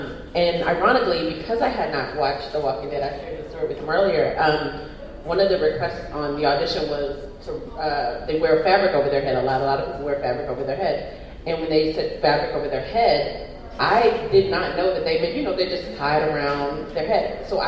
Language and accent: English; Texas, United States; I'm originally from Texas